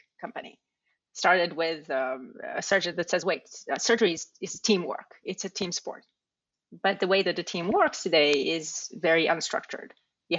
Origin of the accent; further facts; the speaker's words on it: Israel; now in New York, United States; I grew up in Israel